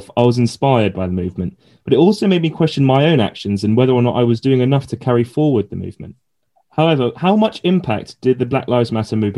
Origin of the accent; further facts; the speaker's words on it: London, United Kingdom; because I'm from London and it's quite a similar setup there in terms of there's a lot of white areas, but there's also quite a lot of ethnic minority areas as well.